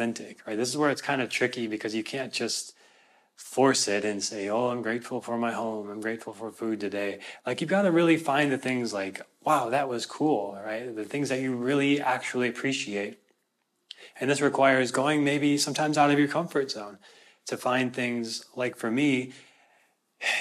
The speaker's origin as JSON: {"language": "English", "region": "Minnesota", "country": "United States", "said": "I'm from Minnesota"}